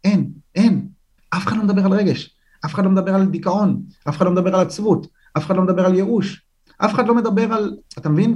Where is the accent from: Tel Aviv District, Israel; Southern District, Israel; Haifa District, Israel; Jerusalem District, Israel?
Jerusalem District, Israel; Jerusalem; אני גדלתי ברחוב כובשי קטמון